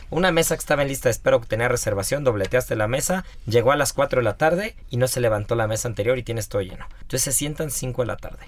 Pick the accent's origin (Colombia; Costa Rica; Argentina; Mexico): Mexico; yo soy mexicano